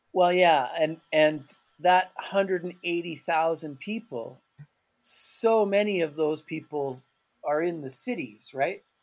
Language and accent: English; Calgary, Alberta, Canada; moved away as an adult; also born or lived in Turkey; now in Freiburg, Germany; Canada will always be home mm-hmm. for me, mm-hmm. and Calgary will always be my hometown